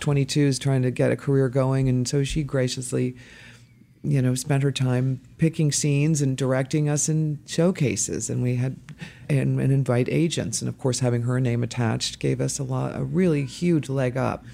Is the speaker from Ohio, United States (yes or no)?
yes; Dayton, Ohio, United States; also born or lived in Boston, Massachusetts / Cincinnati, Ohio; we moved to Dayton, Ohio, and that's where I grew up